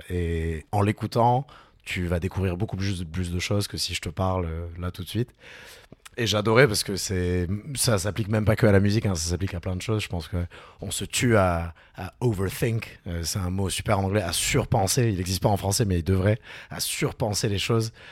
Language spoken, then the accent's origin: French; Toulouse, Occitania, France; Mais je suis toulousain.